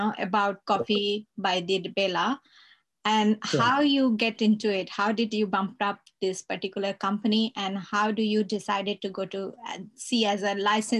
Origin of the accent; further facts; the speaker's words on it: India; now in Australia; I'm in Australia and I'm from India